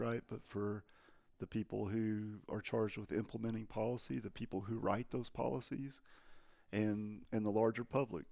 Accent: Texas, United States; I'm from Texas

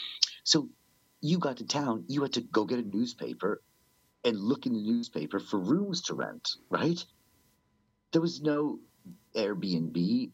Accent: England, United Kingdom; born there; But then I remembered I was born in England. So I decided to go to England.

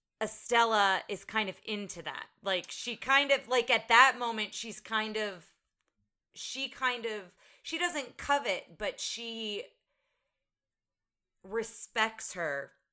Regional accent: United States; we're American and we're not British.

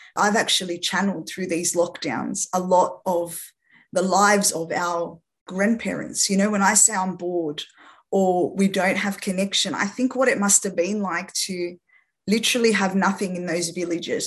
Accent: Australia; first language French; English is a second language; also born or lived in France; having had my parents, who are both Lebanese, migrate from Lebanon to France and then come to Australia when I was six years old

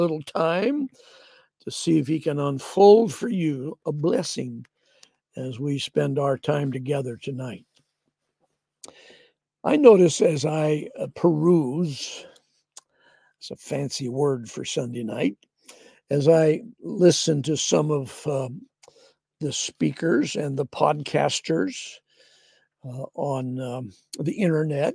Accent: the Northwest, Pacific Northwest, United States; we're from the Northwest

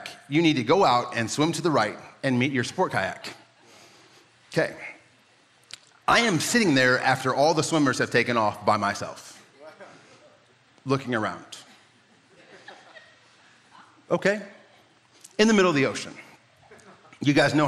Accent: Midwest, United States; now in San Diego, United States; I'm from the Midwest, and so like, Tornado Alley

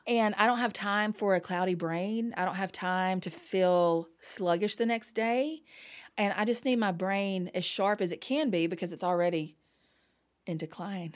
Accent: the South, United States; growing up in the South

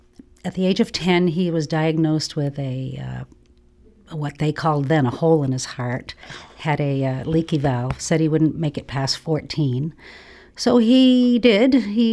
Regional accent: Essex, Massachusetts, United States; A child of the 50s, growing up in Essex. One horse. Now it's two horse.

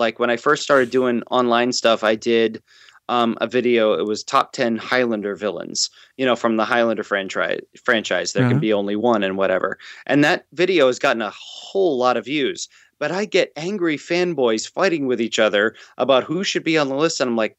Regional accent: Ireland; I mean, you know, I'm Irish, so I've been called, you know, a potato-sucking, ale-swilling soccer hooligan.

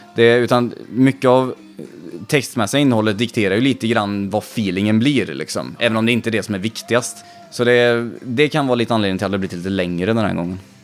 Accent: Vänersborg, Västra Götaland, Sweden; är man uppvuxen där vi är uppvuxna

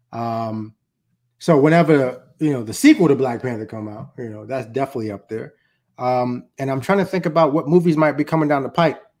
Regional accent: Jamaica; You know, so until I go to Haiti, right, I'm Jamaican.

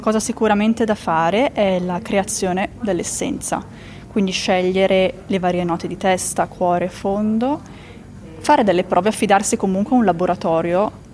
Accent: Italy; il mio paese

